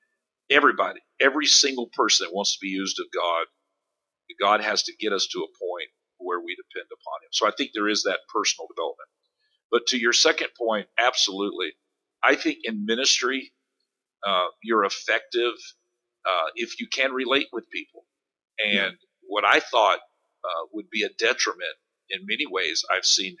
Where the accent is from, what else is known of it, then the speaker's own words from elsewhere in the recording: Space Coast, Florida, United States; I grew up here on the Space Coast.